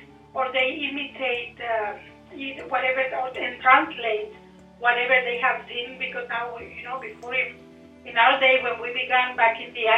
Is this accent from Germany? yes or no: no; Nicaragua; English is a second language; now in Canada; I was born in Nicaragua